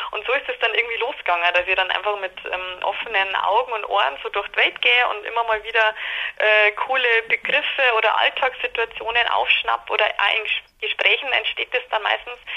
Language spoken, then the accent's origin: German; Landshut, Bavaria, Germany; Genau, also wir kommen alle aus Landshut, also aus dem Umkreis von Landshut wir waren alle zusammen in Landshut auf der Schule, eben auf diesem Mädchengymnasium und äh, sind auch im Herzen total niederbayerisch, werden das ja immer bleiben